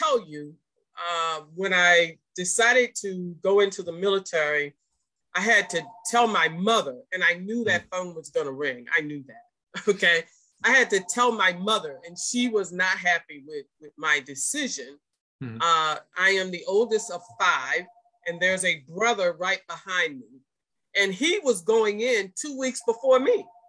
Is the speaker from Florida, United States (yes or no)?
yes; Largo, Florida, United States; I'm originally from Largo, Florida, the community of Ridgecrest